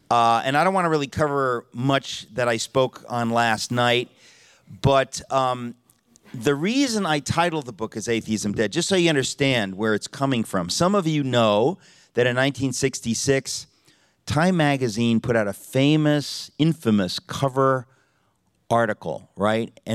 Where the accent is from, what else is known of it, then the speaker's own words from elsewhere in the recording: New York, United States; I'm from New York, uh, and we're two hours later, so it's really new, almost noon in New York City.